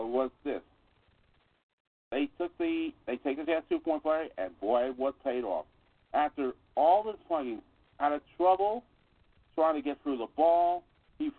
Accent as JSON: {"language": "English", "town": "New York City", "region": "New York", "country": "United States", "tie": "born or raised there", "said": "located at 1369 Hole Avenue in the Bronx, New York, the place I grew up in the Bronx"}